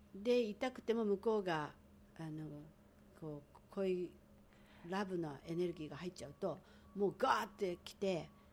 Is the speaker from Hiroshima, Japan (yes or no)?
no; Tokyo, Japan; moved away as an adult; also born or lived in Hawaii Island; now in Hawaii, United States; 私なんか東京で生まれてなんだかんだあってもこう守られてきた